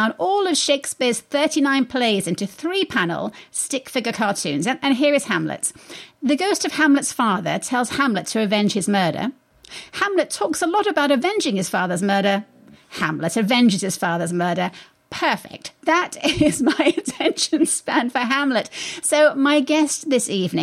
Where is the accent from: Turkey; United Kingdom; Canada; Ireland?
United Kingdom; England; moved away; I am English